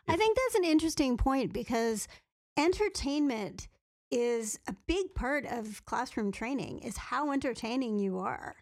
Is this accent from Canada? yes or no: yes; Canada; being a Canadian